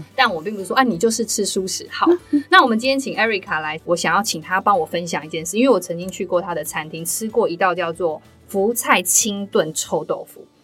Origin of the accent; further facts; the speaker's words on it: Taiwan; 我们台湾人对椰奶的接受度没那么高